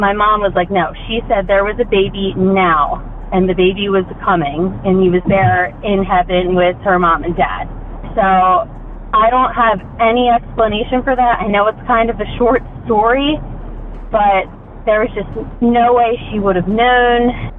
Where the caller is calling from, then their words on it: Pennsylvania, United States; I'm calling in from Pennsylvania.